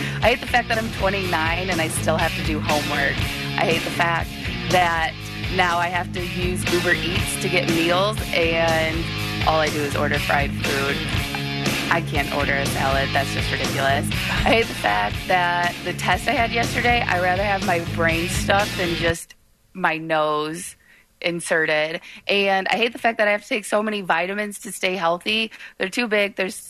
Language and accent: English; Michigan, United States; I hate the Florida heat. I moved here from Michigan and I started to love it because I hated the cold, but now I hate the heat.